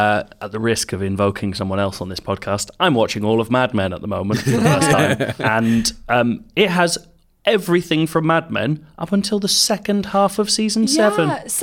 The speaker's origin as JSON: {"language": "English", "country": "South Africa", "said": "I'm from South Africa, so Leo's attempt at a South African accent became pretty much the funniest thing for my entire grade."}